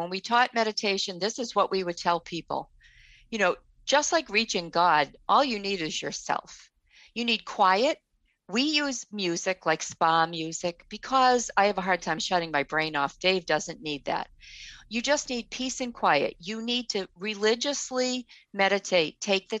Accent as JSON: {"language": "English", "town": "Boston", "region": "Massachusetts", "country": "United States", "tie": "born or raised there", "said": "We were born and raised in Boston."}